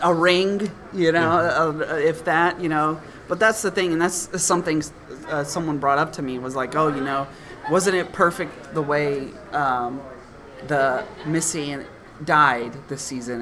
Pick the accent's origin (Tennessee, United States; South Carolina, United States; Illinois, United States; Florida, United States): Tennessee, United States; my home state of Tennessee